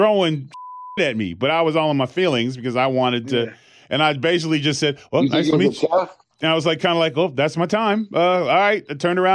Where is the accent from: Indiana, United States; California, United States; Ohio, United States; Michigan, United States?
California, United States; growing up in California.